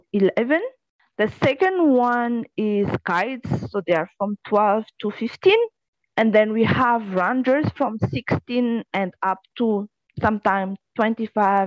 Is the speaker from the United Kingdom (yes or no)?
no; Madagascar; I am from Madagascar.